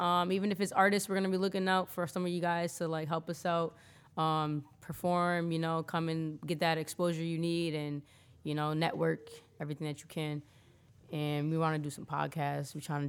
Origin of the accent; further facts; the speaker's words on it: New Britain, Connecticut, United States; I'm from hard-hit New Britain, too, so it don't matter.